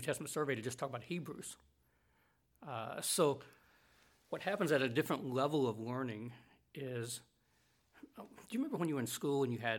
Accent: the South, United States; I grew up in more of your camp meeting churches. Yeah. I grew up in the South

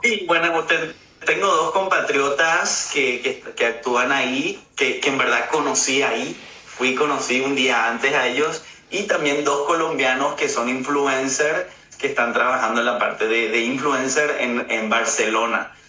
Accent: Paraguay; now in Germany; yo soy de Paraguay, así que tengo la cultura paraguaya y bueno, mi papá es alemán y vivo aquí en Alemania

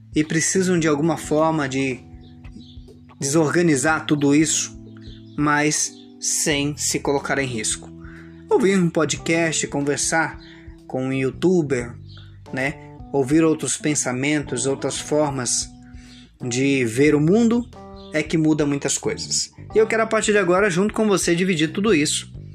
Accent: São Gabriel do Oeste, Mato Grosso do Sul, Brazil; sou de São Gabriel do Oeste, Mato Grosso do Sul, Brasil, a região Centro-Oeste

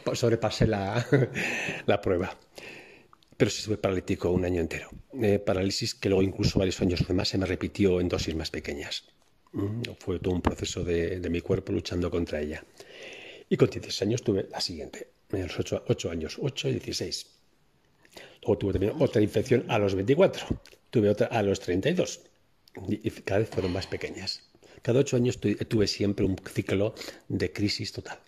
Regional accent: Bilbao, Basque Country, Spain; also born or lived in Cáceres province; yo llegué a Bilbao con unos meses realmente nací en Cáceres, en un pueblito de Cáceres, pero nada, con unos meses llegué a Bilbao, por lo tanto yo he vivido toda mi vida en Bilbao, es, donde yo me, he crecido y me he desarrollado.

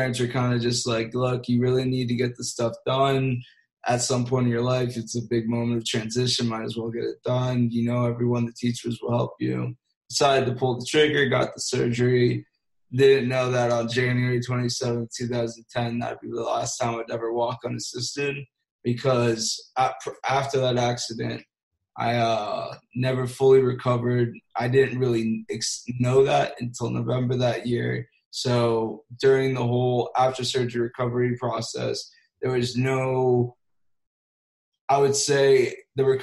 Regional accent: South Florida, United States; I was raised in South Florida

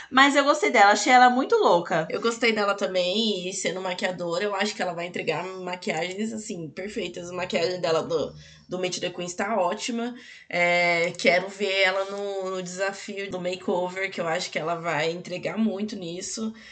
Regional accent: Belo Horizonte, Minas Gerais, Brazil; Tenho 26 anos e sou de Belo Horizonte, Minas Gerais.

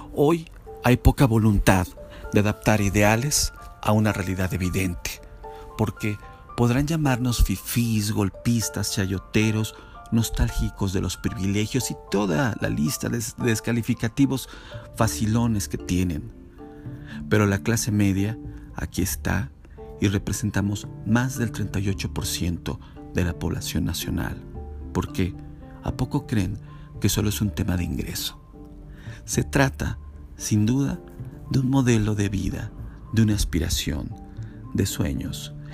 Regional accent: Mexico

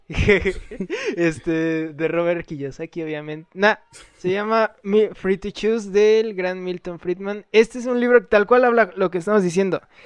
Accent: Mexico; yo sí me siento mexicano, pero más que nada porque nací aquí.

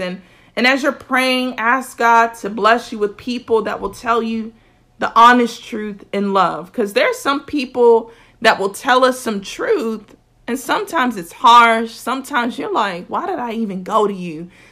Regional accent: South Florida, United States; I'm from South Florida, so my grammar is a little bit different

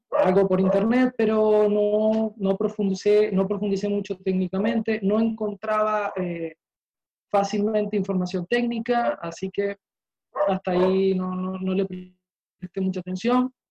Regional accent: Uruguay; now in Maracay, Venezuela; Eh, soy uruguayo, pero ya hace casi 15 años que vivo acá en Venezuela

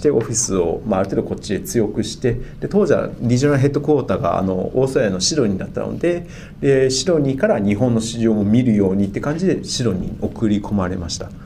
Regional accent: China; also born or lived in United States / Tokyo, Japan / Singapore; now in Dubai, United Arab Emirates; 自分も生まれ中国

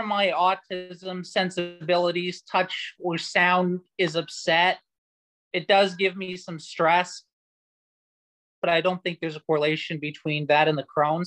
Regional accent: United States; I'm from the United States

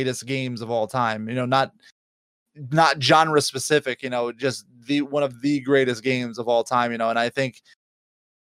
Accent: New York, United States; I'm from New York

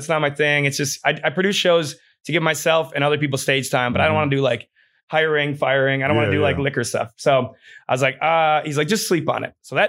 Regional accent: Ohio, United States; also born or lived in Wisconsin; now in Austin, United States; I'm from Ohio. I don't do cocaine. I'm just from Ohio.

